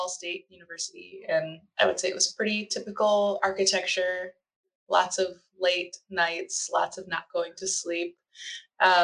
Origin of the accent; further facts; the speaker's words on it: Oak Park, Illinois, United States; now in Chicago, United States; I actually grew up in Oak Park